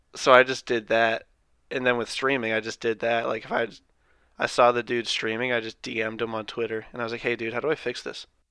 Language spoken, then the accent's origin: English; thirty miles north of Boston, Massachusetts, United States; My hometown's, like, thirty miles north